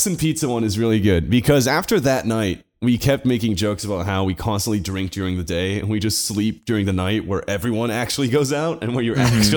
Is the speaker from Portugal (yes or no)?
yes; Portugal; I'm from Portugal.